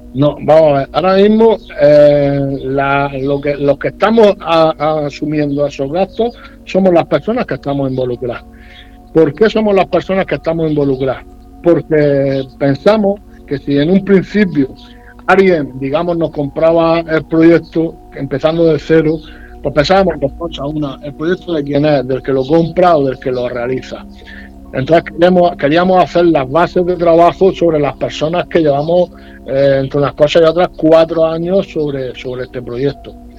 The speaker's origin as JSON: {"language": "Spanish", "country": "Spain", "said": "si con eso soy menos español"}